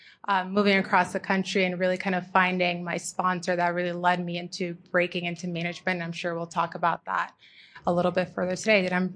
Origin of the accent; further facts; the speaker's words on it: New York City, New York, United States; moved away; I'm originally from Queens, New York.